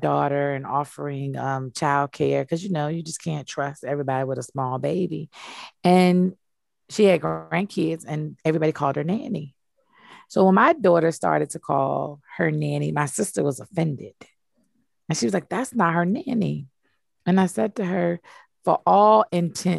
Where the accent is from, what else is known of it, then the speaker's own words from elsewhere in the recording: United States; I'm African American